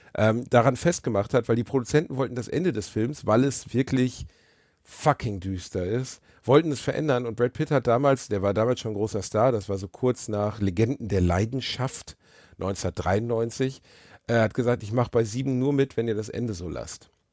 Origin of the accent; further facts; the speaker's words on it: Ruhr area, North Rhine-Westphalia, Germany; Ich bin aus dem Ruhrpott